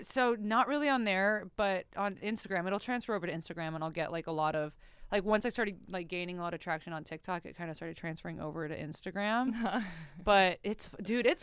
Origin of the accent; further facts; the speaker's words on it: Oceanside, California, United States; moved away as an adult; I am from Oceanside, which is outside of San Diego, like 45 minutes north of San Diego